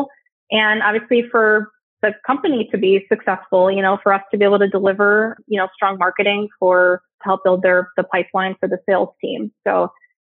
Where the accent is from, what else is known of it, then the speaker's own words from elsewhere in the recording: Chicago, Illinois, United States; moved away as an adult; now in Southern California, United States; So I am in Southern California, but I'm originally from Chicago. I made my move to the West Coast about 4 years ago, but I will always be a Midwesterner at heart